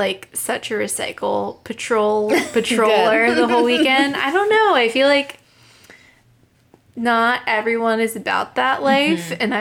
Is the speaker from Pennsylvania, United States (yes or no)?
yes; Pittsburgh, Pennsylvania, United States; moved away as an adult; now in Boston, United States; I'm from Pittsburgh, and I still have a group of close high school friends